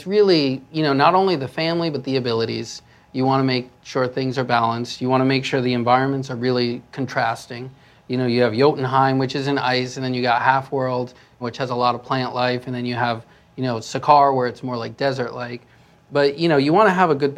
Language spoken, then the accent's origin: English; New York, United States; moved away as an adult; also born or lived in Texas; now in California, United States; I grew up in New York.